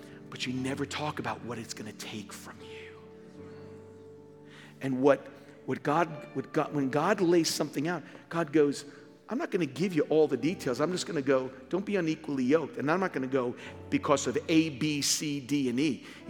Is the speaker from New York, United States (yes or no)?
yes; New York, United States; Born and raised in New York